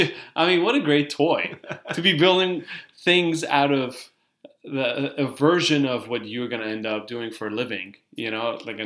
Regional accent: Iran; moved away; I grew up in Iran and we were behind about 10 years in most things

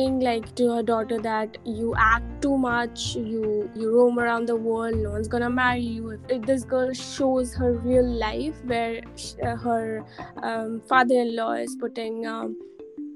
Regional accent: India; we are Indians

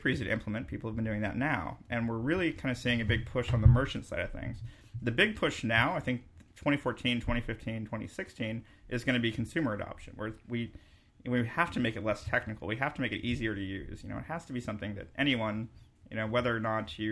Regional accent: Bay Area, California, United States; also born or lived in Humboldt County, California; now in Arcata, United States; I grew up in the Bay Area.

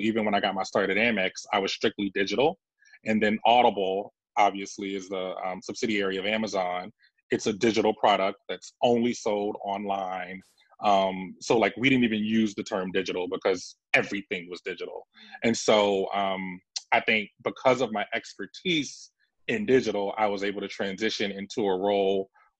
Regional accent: Savannah, Georgia, United States; Especially growing up in Savannah, Georgia.

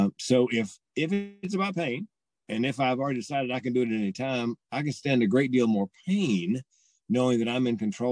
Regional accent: the South, United States; I'm from the South

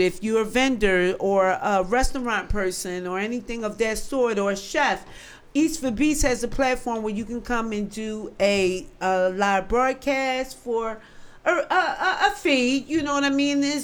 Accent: Philadelphia, Pennsylvania, United States; I'm from North Philly.

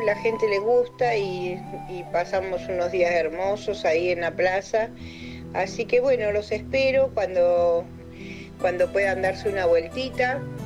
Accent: Esquel, Chubut, Argentina; soy de Esquel

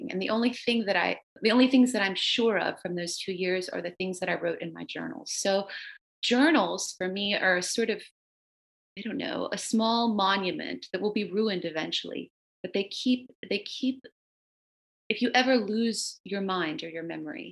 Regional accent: the South, United States; first language Romanian; English is a second language; growing up in the South, which is really haunted by slavery

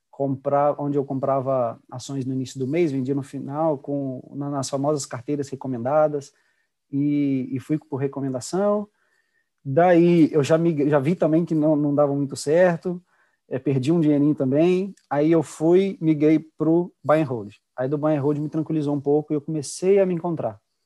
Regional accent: Juiz de Fora, Minas Gerais, Brazil; moved away; Juiz de Fora, que é minha terra natal, onde eu nasci, cresci

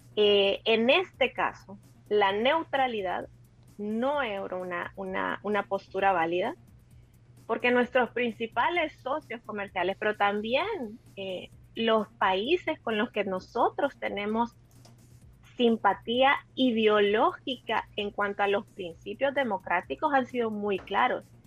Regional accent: El Salvador; como, como, como salvadoreños

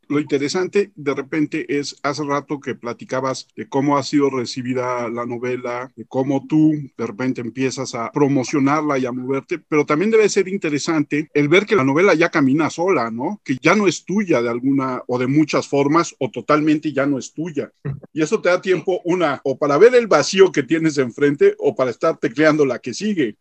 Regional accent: Mexico

